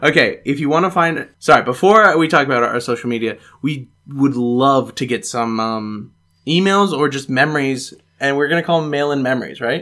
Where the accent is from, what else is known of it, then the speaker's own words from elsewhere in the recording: United States; moved away; as an American